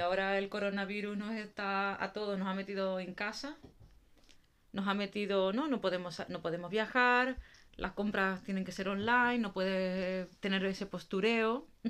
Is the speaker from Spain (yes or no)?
yes; Canary Islands, Spain; now in Netherlands; Ni soy de aquí, ni soy de Canarias tampoco